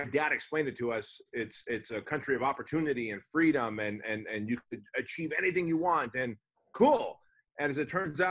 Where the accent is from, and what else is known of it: Santa Ana, California, United States; born or raised there; also born or lived in Armenia